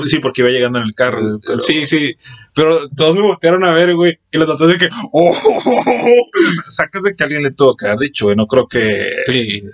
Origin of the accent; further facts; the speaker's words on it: Monterrey, Nuevo León, Mexico; somos regios